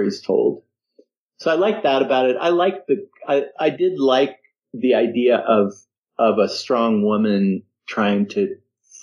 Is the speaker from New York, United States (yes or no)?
no; Denver, Colorado, United States; moved away; I grew up in Colorado